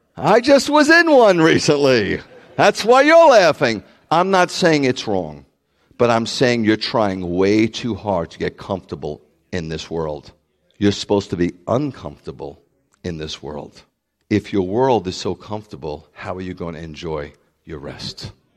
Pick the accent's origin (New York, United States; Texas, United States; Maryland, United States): New York, United States; New York City; I'm from the Bronx